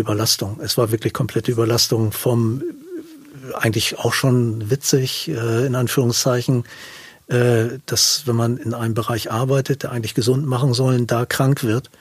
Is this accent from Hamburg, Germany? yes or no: yes; south of Hamburg, Germany; also ich bin im Süden von Hamburg groß geworden